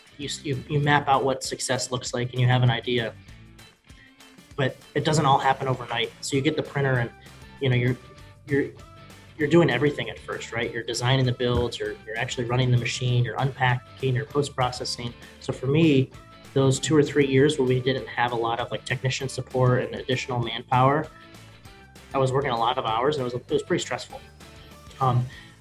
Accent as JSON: {"language": "English", "region": "Northeast Ohio", "country": "United States", "tie": "born or raised there", "said": "I was born and raised in Ohio, Northeast Ohio."}